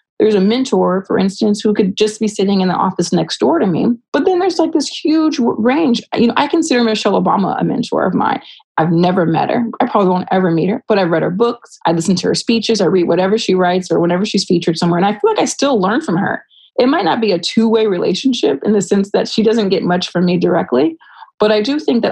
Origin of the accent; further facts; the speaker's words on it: Rialto, California, United States; someone who is from my hometown and they understand what it was like to grow up in Rialto, California